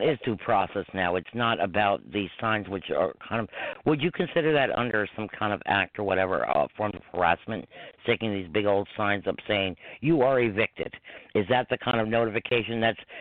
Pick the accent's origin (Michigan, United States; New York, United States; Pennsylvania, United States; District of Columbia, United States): New York, United States; Croton-on-Hudson; I grew up in Croton, which is four and a half miles from here